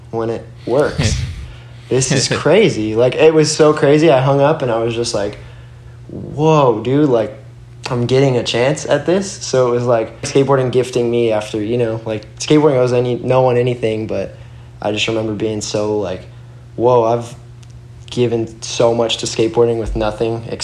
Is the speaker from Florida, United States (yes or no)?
yes; Florida, United States; also born or lived in Brooklyn, New York; I was born in Brooklyn, New York, and I moved to Florida when I was like three.